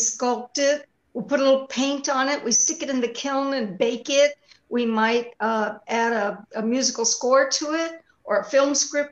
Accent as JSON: {"language": "English", "area": "Tex-Mex", "region": "Texas", "country": "United States", "accent": "Tex-Mex", "first_language": "Tex-Mex", "said": "Tex-Mex is my native language"}